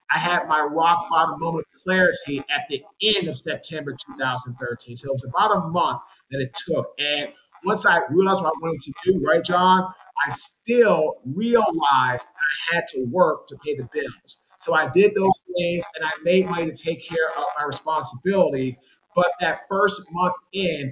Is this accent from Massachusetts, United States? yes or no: no; Washington, District of Columbia, United States; moved away as an adult; also born or lived in Jacksonville, Florida / Baltimore, Maryland / Raleigh, North Carolina; I'm from Washington, D.C.